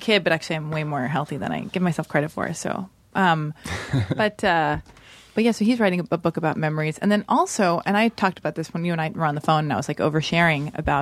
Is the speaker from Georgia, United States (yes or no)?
no; Los Angeles, California, United States; I was born and raised in Los Angeles.